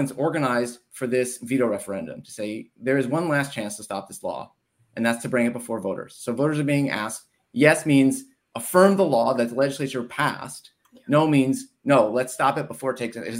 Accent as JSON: {"language": "English", "region": "Connecticut", "country": "United States", "tie": "born or raised there", "moved": "yes", "said": "I grew up in Connecticut"}